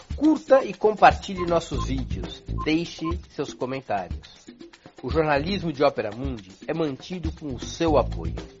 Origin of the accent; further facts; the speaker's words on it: São Paulo, Brazil; Eu sou de São Paulo